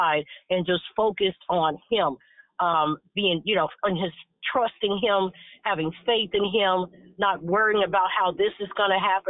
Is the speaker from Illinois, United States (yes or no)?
yes; Chicago, Illinois, United States; moved away; I was baptized at that church. So, you know, I'm from Chicago as well on the south side. My entire family is out there